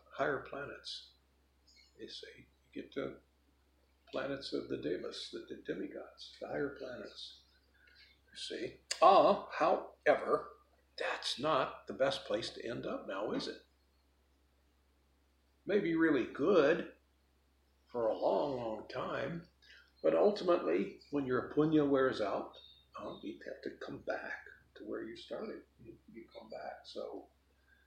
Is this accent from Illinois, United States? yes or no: yes; Chicago, Illinois, United States; where I grew up in Chicago when I was a kid